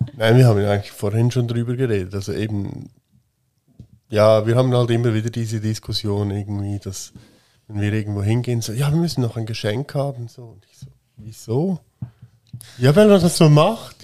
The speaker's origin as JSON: {"language": "German", "country": "Switzerland", "tie": "born or raised there", "said": "dass wir hier geboren sind"}